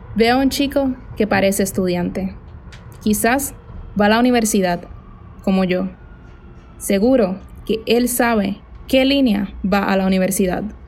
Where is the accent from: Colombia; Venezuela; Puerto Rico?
Puerto Rico; moved away as an adult; now in Buenos Aires, Argentina; soy de Puerto Rico, pero acabo de mudarme a Buenos Aires